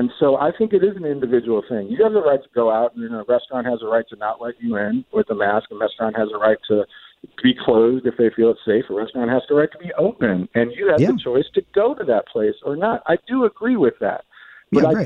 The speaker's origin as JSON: {"language": "English", "town": "St. Louis", "region": "Missouri", "country": "United States", "said": "I'm from St. Louis. I love St. Louis."}